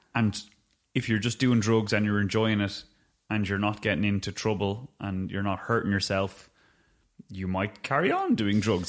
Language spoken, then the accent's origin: English; Dublin, Leinster, Ireland; my hometown in Auckland, South Dublin